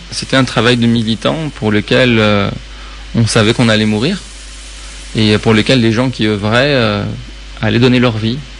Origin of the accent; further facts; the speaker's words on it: Tehran, Tehran Province, Iran; je suis né à Téhéran